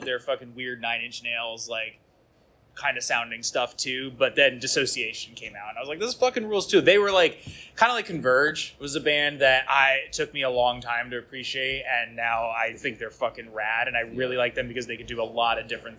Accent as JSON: {"language": "English", "region": "New Jersey", "country": "United States", "tie": "born or raised there", "said": "I grew up in New Jersey"}